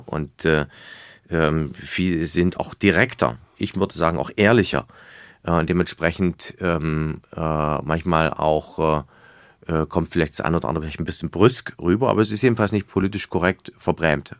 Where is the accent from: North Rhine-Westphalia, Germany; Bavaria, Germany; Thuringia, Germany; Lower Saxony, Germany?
Thuringia, Germany; Weimar; ich komme aus Weimar, mein Wahlkreis